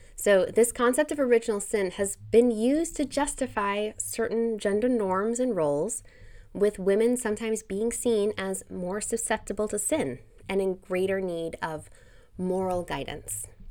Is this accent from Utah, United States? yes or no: yes; Utah, United States; I was raised in Utah, not as a Mormon